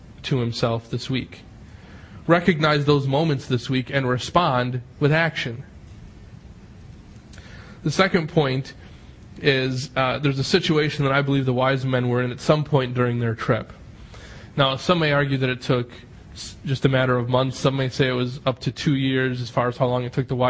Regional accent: Menomonee Falls, Wisconsin, United States; I grew up down in Menominee Falls, pretty much, in an excellent Christian home.

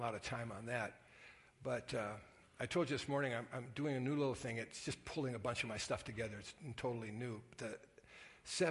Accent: Sturgeon Bay, Wisconsin, United States; moved away; also born or lived in Salt Lake City, Utah / Merrill, Wisconsin; I'm from Sturgeon Bay, Wisconsin

